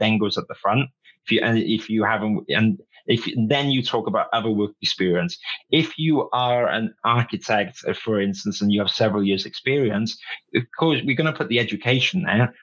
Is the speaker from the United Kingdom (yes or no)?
yes; Wales, United Kingdom; I grew up in Wales